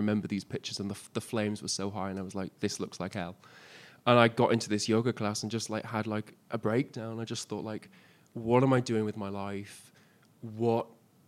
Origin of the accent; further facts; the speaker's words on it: Isle of Man; moved away as an adult; also born or lived in Liverpool; I wasn't actually born on the Isle of Man. I was born in Liverpool. And then I moved to the island when I was about four.